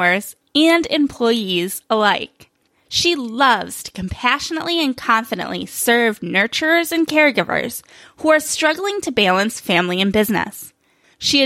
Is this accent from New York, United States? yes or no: yes; New York, United States; now in Phoenix, United States; In Phoenix now, but I was raised in New York winters